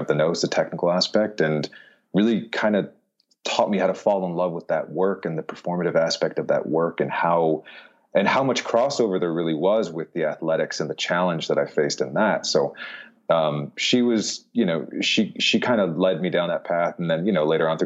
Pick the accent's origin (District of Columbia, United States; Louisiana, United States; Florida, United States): Florida, United States; also born or lived in Philadelphia, Pennsylvania; So part of the time in Philadelphia, but the main part was in Florida.